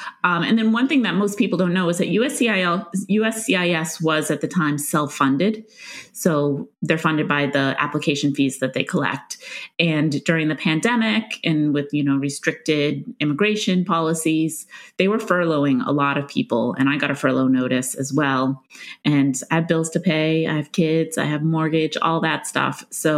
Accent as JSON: {"language": "English", "town": "Stoneham", "region": "Massachusetts", "country": "United States", "tie": "born or raised there", "said": "I grew up in Stoneham, Massachusetts, which is just north of Boston. It's about 15 minutes outside of Boston."}